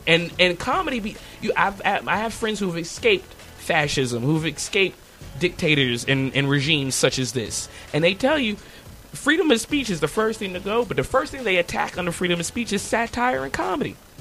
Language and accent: English; United States; I was born here. Matter of fact, I was born on a Navy base on Memorial Day